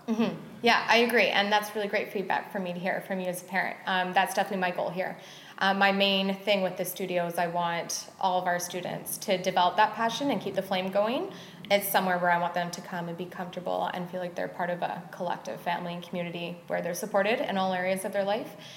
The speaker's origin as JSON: {"language": "English", "town": "Squamish", "region": "British Columbia", "country": "Canada", "tie": "born or raised there", "said": "I was born and raised in Squamish"}